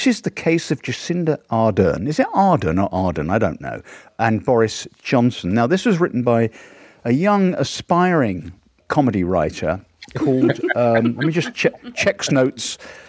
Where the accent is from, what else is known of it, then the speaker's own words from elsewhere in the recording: London, United Kingdom; accent: London; also born or lived in Liverpool; I used to live in Liverpool as a lad. I lived there for 3 years, and of course, I never lost my London accent